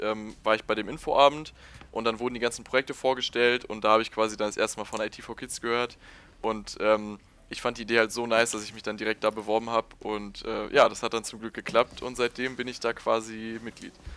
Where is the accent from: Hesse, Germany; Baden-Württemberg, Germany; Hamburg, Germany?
Hamburg, Germany; moved away as an adult; now in Aachen, Germany; ich komme eigentlich aus Hamburg